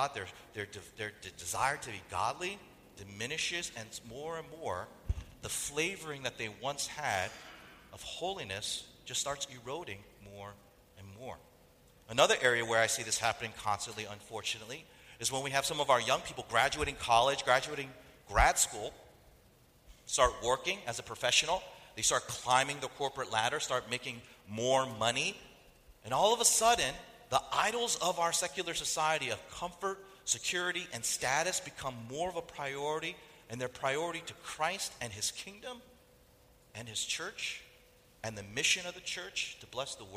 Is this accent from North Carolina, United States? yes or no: yes; North Carolina, United States; I grew up in North Carolina, and in that culture, it's a very food-oriented culture